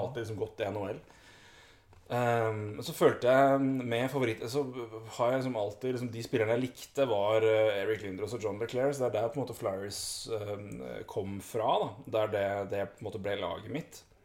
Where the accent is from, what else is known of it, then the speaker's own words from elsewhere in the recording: Elverum, Innlandet, Norway; Vi er jo begge fra Elverum